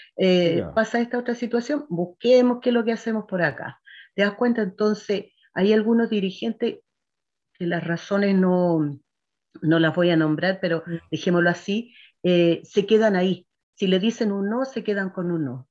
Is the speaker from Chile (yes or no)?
yes; Quinta Normal, Santiago Metropolitan Region, Chile; yo soy nacida y criada en Quinta Normal